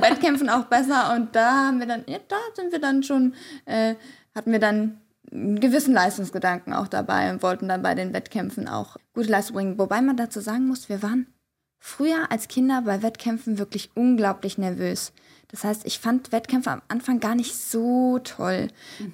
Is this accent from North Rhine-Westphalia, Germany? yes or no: yes; Bonn, North Rhine-Westphalia, Germany; wir sind in Bonn zur Schule gegangen